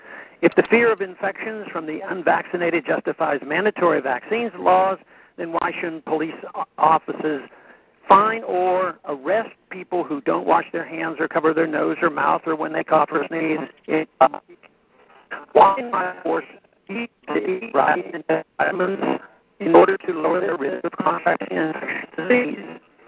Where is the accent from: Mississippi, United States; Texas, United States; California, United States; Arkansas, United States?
Texas, United States; An example of how vaccine mandates may have led politics to override sound science is from my home state of Texas.